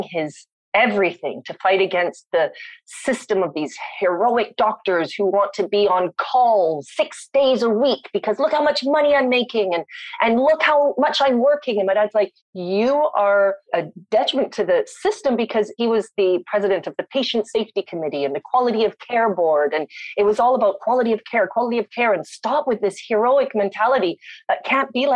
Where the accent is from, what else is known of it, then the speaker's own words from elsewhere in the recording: Winnipeg, Manitoba, Canada; accent: Canadian; moved away; also born or lived in South Africa / London, Ontario / Bangkok / London, England; I grew up in Winnipeg